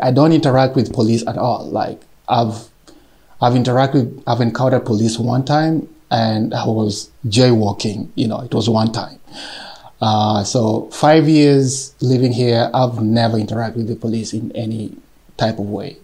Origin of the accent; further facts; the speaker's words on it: Kenya; moved away as an adult; now in Yekaterinburg, Russia; I'm original from Kenya